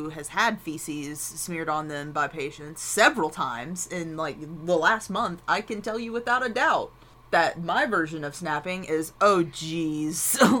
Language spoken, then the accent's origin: English; London, Kentucky, United States; I was born in London, Kentucky